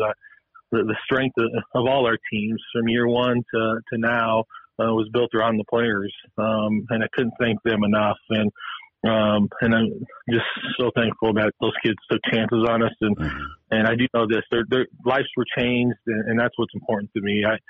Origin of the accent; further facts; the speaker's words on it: Helena, Montana, United States; Carroll, my hometown.